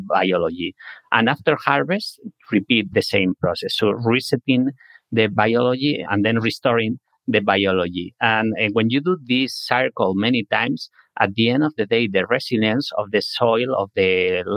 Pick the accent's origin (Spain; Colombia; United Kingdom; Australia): Spain; moved away as an adult; now in San Francisco, United States; I'm originally from Spain